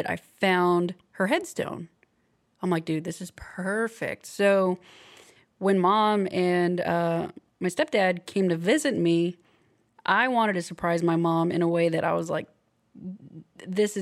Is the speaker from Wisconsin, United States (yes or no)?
no; Corpus Christi, Texas, United States; moved away; I love it as my hometown